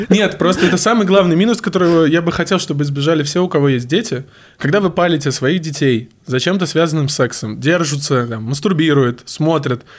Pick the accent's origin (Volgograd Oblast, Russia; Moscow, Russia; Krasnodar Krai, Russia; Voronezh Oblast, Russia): Volgograd Oblast, Russia; Volzhsky; Я из Волгоградской области. Город Волжский — это рядом с Волгоградом